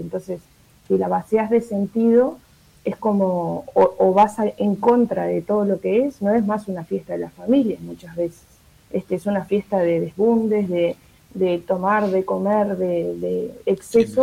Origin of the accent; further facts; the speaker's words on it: Montevideo, Uruguay; como montevideanos